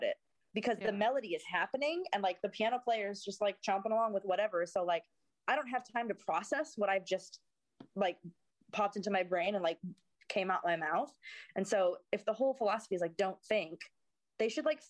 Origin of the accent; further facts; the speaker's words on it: Davenport, Iowa, United States; moved away as an adult; also born or lived in Chicago suburbs, Illinois / Los Angeles; now in London, United Kingdom; I grew up in Iowa